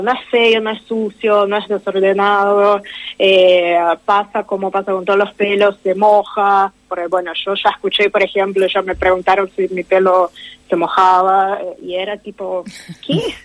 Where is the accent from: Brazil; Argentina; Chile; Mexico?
Brazil; yo soy de Brasil